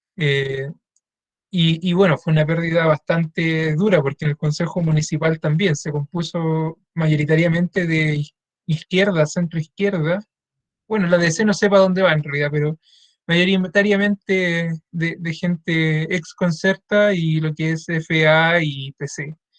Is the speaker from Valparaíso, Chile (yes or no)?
yes; La Calera, Valparaíso, Chile; en Calera, que es en mi pueblo